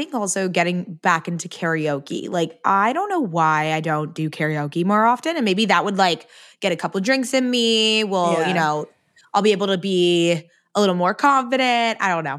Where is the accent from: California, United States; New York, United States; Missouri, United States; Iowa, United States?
California, United States; San Diego; San Diego.